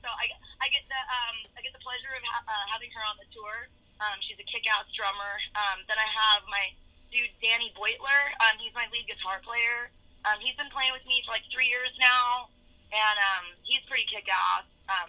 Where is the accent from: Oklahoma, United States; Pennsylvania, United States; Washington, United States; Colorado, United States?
Washington, United States; White Center; I'm from Seattle, Washington, and more specifically, it's a little town right south of Seattle. It's called White Center.